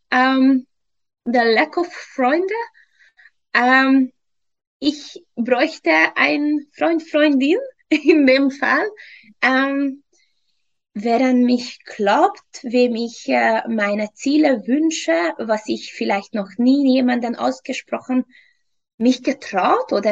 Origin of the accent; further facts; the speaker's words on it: Hungary; German is a second language; moved away as an adult; also born or lived in England; now in Vienna, Austria; Ursprünglich, ursprünglich komme ich aus Ungarn. Mittlerweile seit fünf Jahren lebe ich in Österreich, Wien.